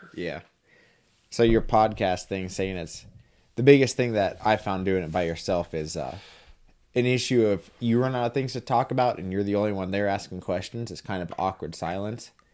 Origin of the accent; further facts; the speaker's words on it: Montana, United States; also born or lived in North Dakota; I came from Montana